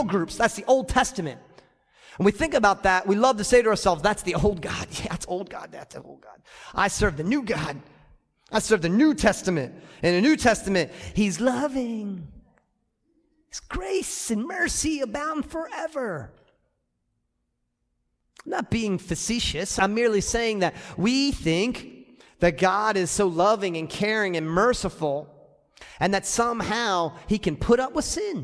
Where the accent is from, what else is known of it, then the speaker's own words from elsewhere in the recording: United States; I'm American